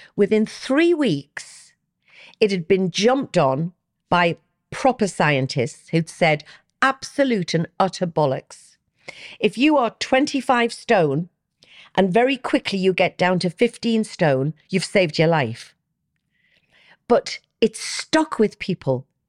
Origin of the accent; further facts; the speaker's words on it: Newcastle upon Tyne, North East England, United Kingdom; I'm a Geordie